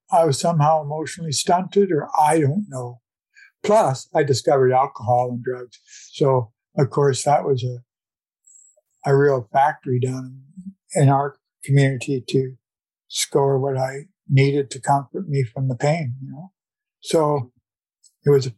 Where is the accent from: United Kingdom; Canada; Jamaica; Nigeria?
Canada; North Vancouver, British Columbia; also born or lived in Victoria; I was born in 1947 in Vancouver, well, in North Vancouver. So I've been in and around the city all of my life